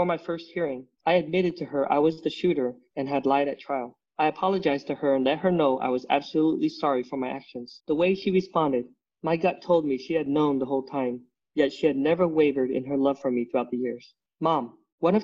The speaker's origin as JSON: {"language": "English", "region": "Utah", "country": "United States", "tie": "born or raised there", "said": "Growing up in Utah, I never felt like I fit in. You know, we're the only Vietnamese family over there."}